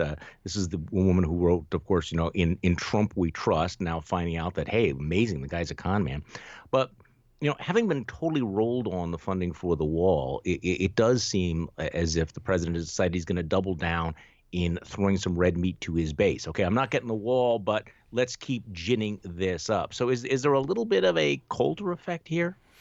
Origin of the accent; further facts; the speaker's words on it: Wisconsin, United States; here in my home state of Wisconsin